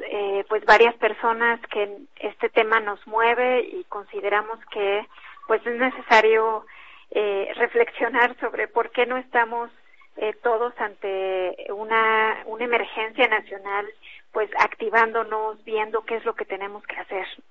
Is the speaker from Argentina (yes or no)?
no; Mexico; como Estado mexicano